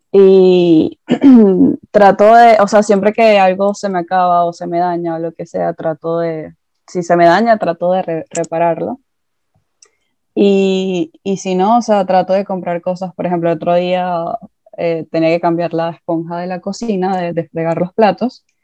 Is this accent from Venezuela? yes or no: yes; Venezuela; moved away; desde que me mudé de Venezuela, Em, hay que entender que yo vengo de un país en el que obviamente esa mentalidad de consumismo desapareció por todos los problemas que había políticos y económicos.